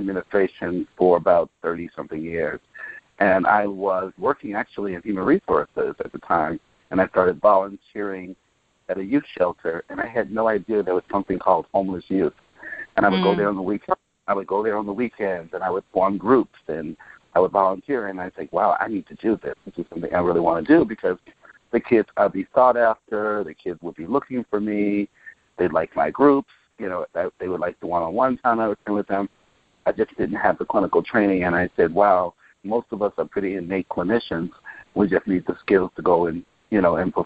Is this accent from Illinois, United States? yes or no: yes; Chicago, Illinois, United States; I was born and raised in Chicago in the housing projects called Alpiel Gardens for the first 17 years of my life